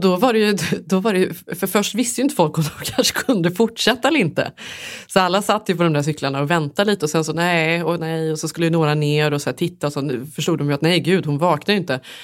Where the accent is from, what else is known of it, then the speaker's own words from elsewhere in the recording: Sweden; moved away; som svensk